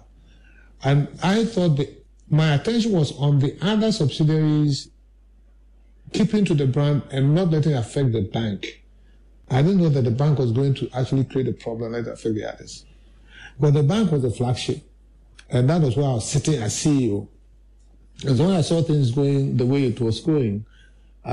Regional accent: Ghana; as a Ghanaian

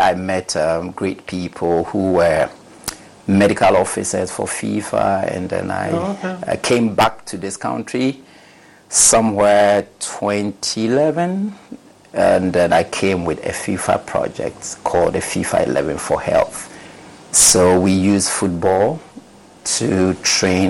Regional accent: Jama, Savannah Region, Ghana; also born or lived in Sunyani, Ghana / Tamale, Ghana; I come from the northern part of the country, 100% northerner, from the Bolibamboy constituency

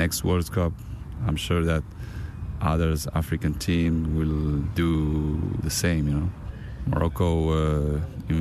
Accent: Canada; English is a second language; now in Spain; I was born in Canada.

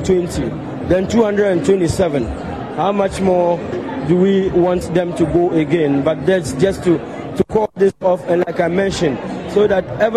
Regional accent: northern Ghana, Ghana; we are from the north. We are from Ghana

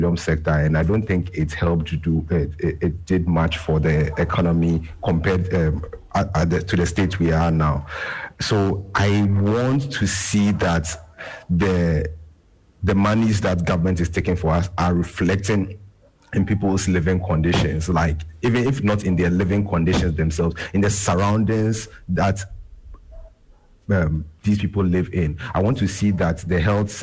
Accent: Ghana; as a Ghanaian

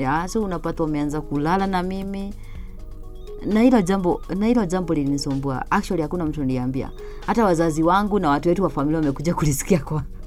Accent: Chuka, Tharaka-Nithi County, Kenya; nimelelewa pale Chuka

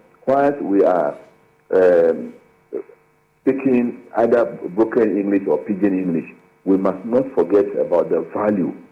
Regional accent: Ghana

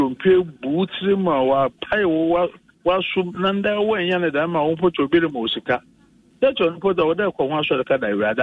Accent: Ghana; as a Ghanaian and as a citizen

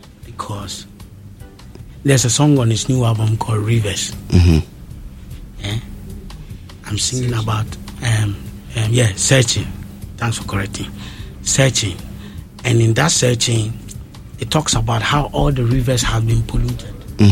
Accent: Ghana; when I start traveling around the world and I meet Jamaicans, when I tell them I come from Ghana

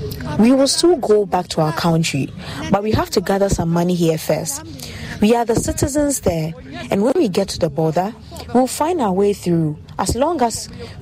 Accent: Niger; now in Ghana; We are from Niger, so if we have little money and we get to our border, we have our way to go through into the country.

